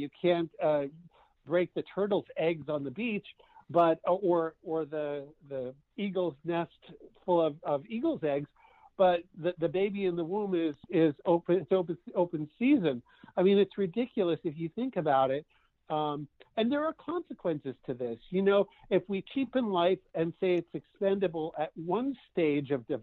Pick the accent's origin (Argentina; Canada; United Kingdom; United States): Canada; moved away; I grew up in Canada